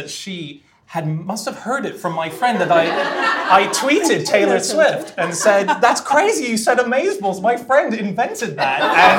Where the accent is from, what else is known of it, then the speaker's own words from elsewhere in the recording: Hong Kong; moved away; I grew up in Hong Kong and I speak Mandarin.